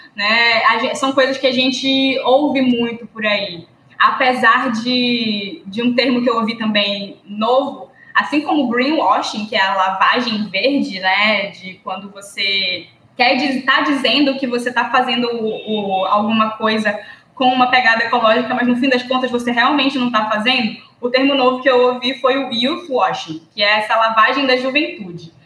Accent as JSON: {"language": "Portuguese", "region": "Amapá", "country": "Brazil", "tie": "born or raised there", "also_born_or_lived": "Pará", "said": "do Amapá também, do lugar onde eu moro, do lugar onde eu me criei"}